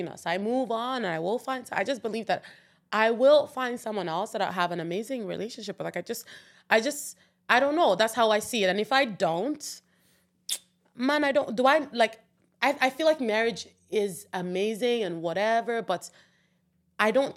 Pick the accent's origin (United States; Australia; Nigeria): Nigeria; moved away as an adult; As a Nigerian person